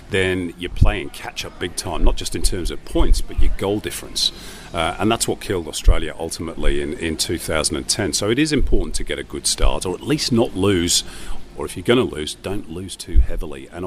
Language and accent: English; England, United Kingdom; Uh, and of course, as an Englishman, that uh, that corresponded with uh, our failure to reach both the 74 and the 78 World Cup.